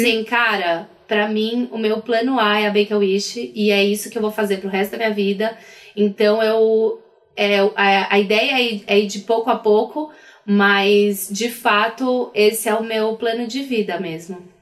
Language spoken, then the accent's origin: Portuguese; Brazil; sou do Brasil